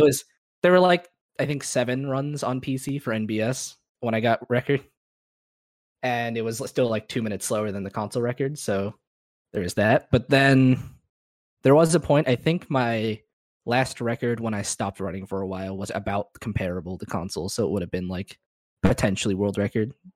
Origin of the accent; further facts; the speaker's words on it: Florida, United States; I'm from Florida